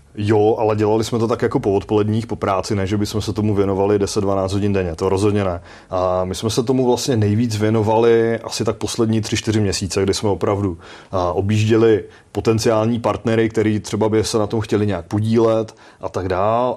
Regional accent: Czechia; tady z České republiky

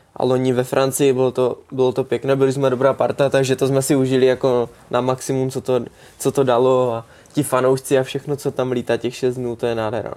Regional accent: Czechia; jsme Češi

